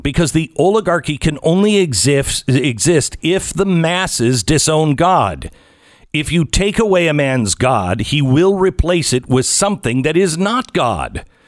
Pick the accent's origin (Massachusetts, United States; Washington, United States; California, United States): Washington, United States; Seattle; moved away; I grew up in the West, I unfortunately grew up in this Seattle area